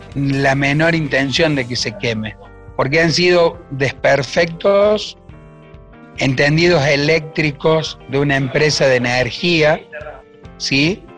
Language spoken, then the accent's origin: Spanish; Punilla Valley, Córdoba, Argentina; mi pueblo y básicamente de lo que es la sociedad que nos rodea en esta zona del Valle de Punilla